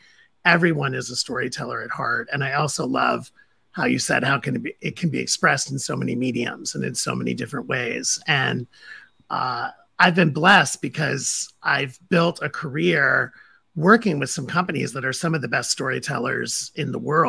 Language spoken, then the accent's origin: English; Toledo, Ohio, United States; And so, you know, I grew up in the Midwest. I grew up in Toledo, Ohio, and went to school at Indiana University.